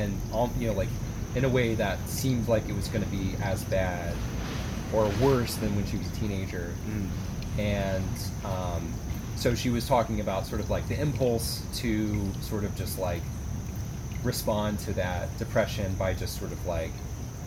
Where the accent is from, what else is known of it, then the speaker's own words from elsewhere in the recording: Atlanta, Georgia, United States; moved away; my hometown